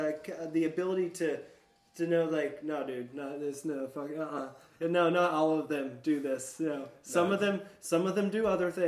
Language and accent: English; the South, United States; I come from Appalachian mountain folk and pretty much New Hampshire mountain folk. You know, like right. It's country farm or whatever, and ended up being growing up in the fucking redneck South.